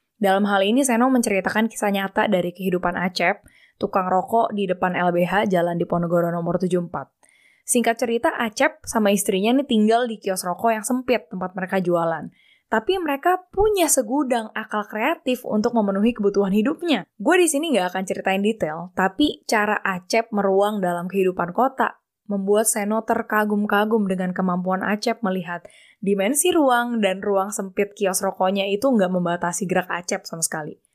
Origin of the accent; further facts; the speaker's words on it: Jakarta, Indonesia; moved away as an adult; also born or lived in Australia; Gua lahir di Jakarta, tapi gua asli orang Bangka